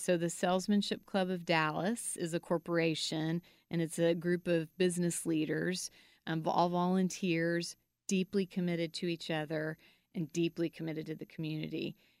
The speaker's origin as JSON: {"language": "English", "country": "Guatemala", "tie": "born or raised there", "said": "and then I grew up in Guatemala."}